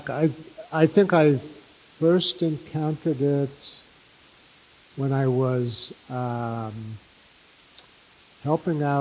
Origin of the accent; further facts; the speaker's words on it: New York City, New York, United States; first language English; I was born in Brooklyn.